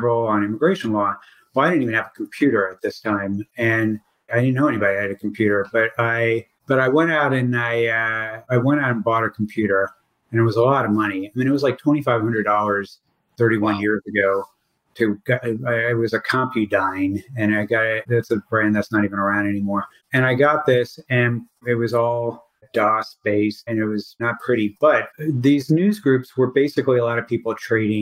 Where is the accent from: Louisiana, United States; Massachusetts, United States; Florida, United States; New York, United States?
Florida, United States; Miami; moved away as an adult; also born or lived in Louisville, Kentucky / Washington / Nashville, Tennessee / Chicago; now in Tennessee, United States; they ended up in South Florida, and that's where I grew up